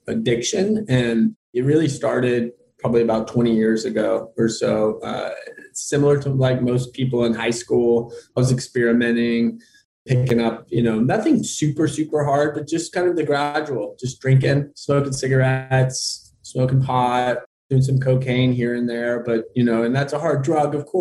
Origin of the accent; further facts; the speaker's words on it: Austin, Texas, United States; I'm from Austin, Texas